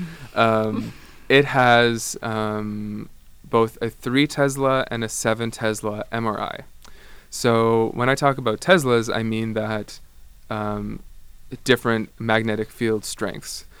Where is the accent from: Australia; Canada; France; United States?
Canada; Ottawa, Ontario; moved away as an adult; also born or lived in Amsterdam; I come from Canada. I'm from Ottawa originally, but I actually did my undergrad in Amsterdam